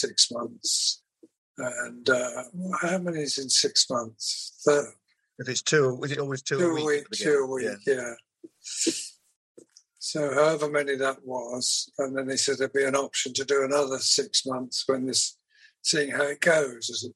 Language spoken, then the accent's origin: English; Cambridgeshire, East of England, United Kingdom; also born or lived in London; I was born in London and brought up in Cambridgeshire during the war